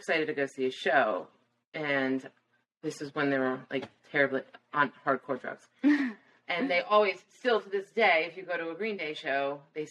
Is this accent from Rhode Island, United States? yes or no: no; Florida, United States; I also lived in Florida my whole life